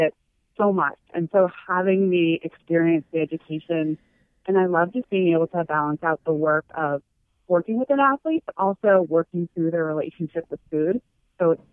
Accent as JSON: {"language": "English", "region": "California", "country": "United States", "tie": "born or raised there", "moved": "as an adult", "lives_now": "Boston, United States", "said": "I was moving here to Boston from California, where I grew up"}